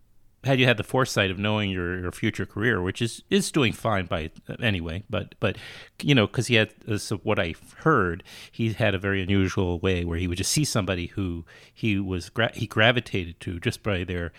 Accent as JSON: {"language": "English", "town": "New York City", "region": "New York", "country": "United States", "tie": "born or raised there", "said": "I grew up in Queens, you know, in New York City, the child of two artists who themselves grew up in New Jersey"}